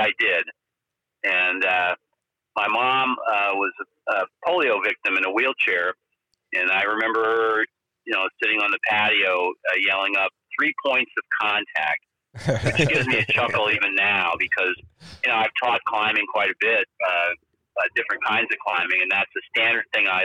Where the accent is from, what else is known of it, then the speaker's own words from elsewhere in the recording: Mamaroneck, New York, United States; moved away; also born or lived in White Plains, New York / Larchmont, New York / Pacific Northwest; I was born in White Plains, New York, and my folks lived in, when I was a little kid, I was in Larchmont and Mamaroneck, New York. I went to Mamaroneck High School